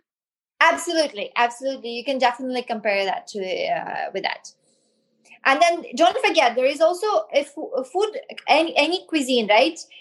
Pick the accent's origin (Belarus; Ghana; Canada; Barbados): Belarus; also born or lived in France / United States; now in India; I grew up in Belarus, right? Then I moved to France